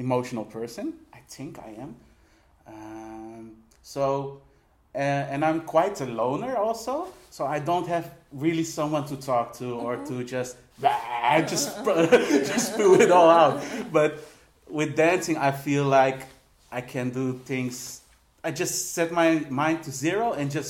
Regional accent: Philippines; now in Netherlands; I'm also Filipino

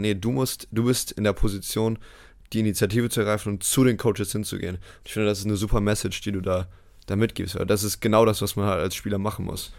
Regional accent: Bremerhaven, Bremen, Germany; moved away as an adult; also born or lived in United States; in meiner Heimatstadt Bremerhaven halt MBL spielen konnte.

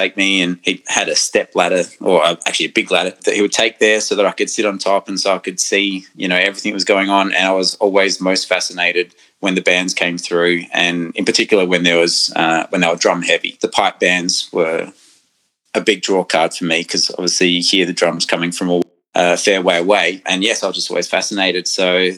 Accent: Adelaide, South Australia, Australia; I was born in Adelaide

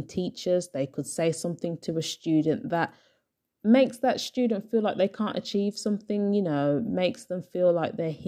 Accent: Birmingham, West Midlands, United Kingdom; my hometown, Birmingham

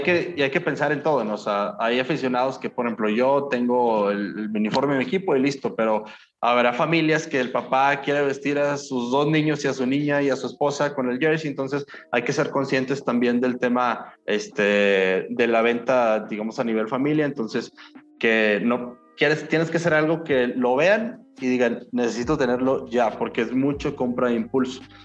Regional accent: Mexico; nuestra cultura como mexicanos

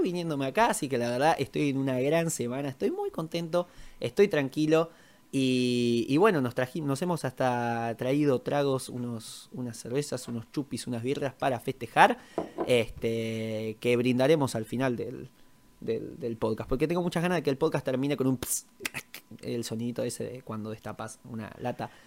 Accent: Argentina; yo soy argentino.

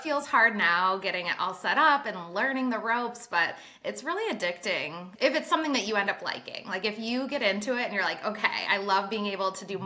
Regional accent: Traverse City, Michigan, United States; I started in Traverse City, Michigan, which is my hometown, northern top part of Michigan

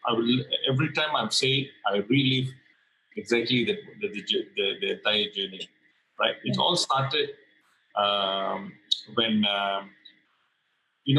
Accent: Malaysia; being a Malaysian

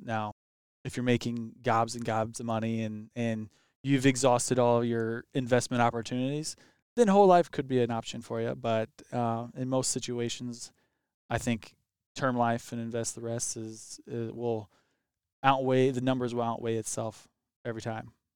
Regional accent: Highland, Illinois, United States; I grew up actually here in Highland

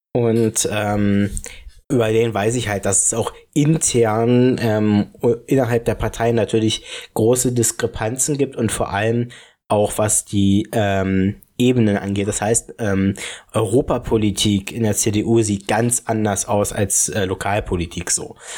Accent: Falkensee, Brandenburg, Germany; moved away as an adult; jetzt weiß ich auch, was wieder in meiner Heimat abgeht, wo ich jetzt fast ein halbes Jahr nicht mehr dort wohne

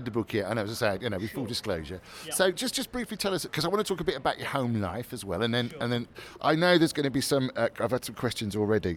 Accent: Birmingham, West Midlands, United Kingdom; I'm from Birmingham, you see. Birmingham's not got a very good reputation either.

